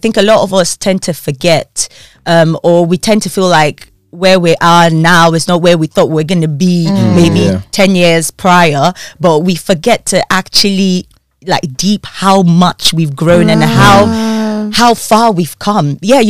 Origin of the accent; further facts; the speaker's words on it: Nigeria; moved away as an adult; now in United Kingdom; Well, I was born and bred in Nigeria. I know it doesn't sound like it, but yeah, grace of God. studied law in Nigeria, went to law school in Nigeria, came to the UK, did my master's